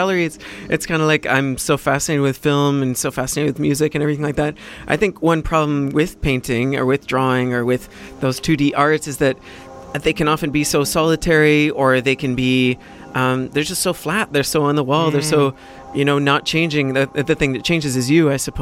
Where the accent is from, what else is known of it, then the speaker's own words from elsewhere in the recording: West Vancouver, British Columbia, Canada; I grew up in West Van. It's a very affluent community, obviously.